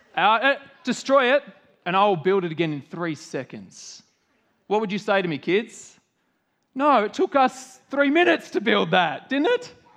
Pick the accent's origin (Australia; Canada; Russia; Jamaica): Australia